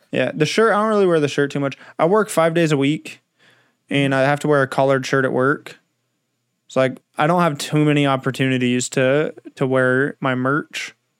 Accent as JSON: {"language": "English", "region": "Southern California", "country": "United States", "tie": "born or raised there", "moved": "yes", "lives_now": "Northern California, United States", "said": "I was born in Southern California"}